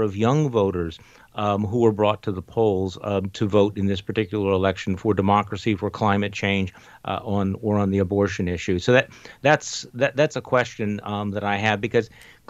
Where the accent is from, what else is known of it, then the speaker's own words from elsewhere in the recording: Wisconsin, United States; here in my home state of Wisconsin